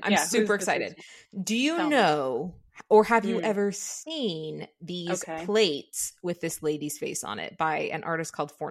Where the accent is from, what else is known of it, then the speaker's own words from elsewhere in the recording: Southern California, United States; I'm actually from the depths of Southern California.